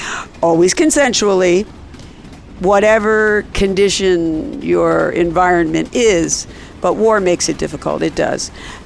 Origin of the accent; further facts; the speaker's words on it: Ireland; And being Irish, if you go by stereotypes